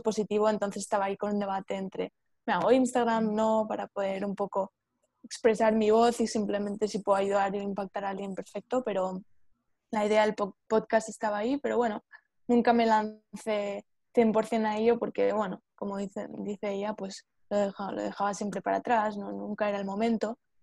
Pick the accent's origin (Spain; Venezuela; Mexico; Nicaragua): Spain; yo soy de España